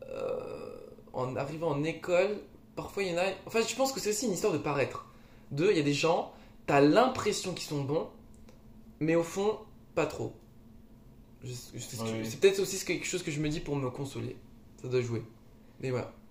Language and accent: French; Lille, Hauts-de-France, France; now in Paris, France; Tu sens chez moi, à Lille